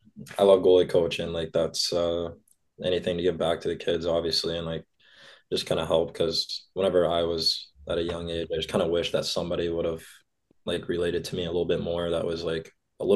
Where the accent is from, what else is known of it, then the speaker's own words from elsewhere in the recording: St. Louis, Missouri, United States; Triple A hockey in St. Louis was growing like rapidly, especially there.